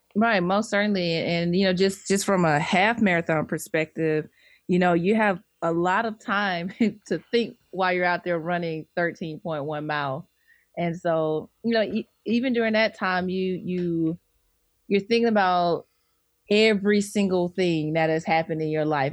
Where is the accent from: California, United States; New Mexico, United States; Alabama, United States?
Alabama, United States; Birmingham; moved away as an adult; now in Atlanta, United States; I'm originally from Birmingham, Alabama